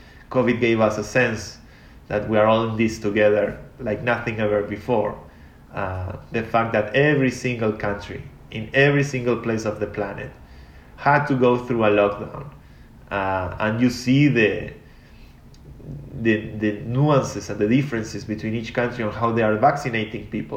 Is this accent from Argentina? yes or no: yes; Argentina; I come from Argentina. I come from a poor country